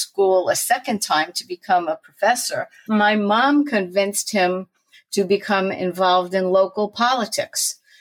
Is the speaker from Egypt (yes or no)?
no; Newtown, Connecticut, United States; also born or lived in Brooklyn, New York / Bayside, Queens, New York; I was born in Brooklyn, moved for a very short while with my family to Bayside, Queens. But since I was 5 years old, I lived in Newtown, Connecticut